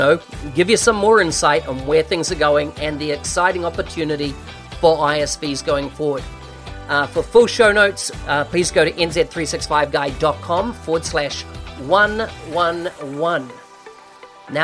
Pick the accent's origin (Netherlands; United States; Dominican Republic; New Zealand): New Zealand; New Zealand, which, of course, my home country, very proud